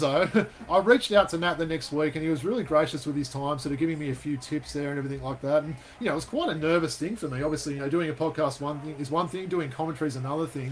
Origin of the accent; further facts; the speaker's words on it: Western Australia, Australia; moved away; also born or lived in Hills District, Sydney; my my home state in WA there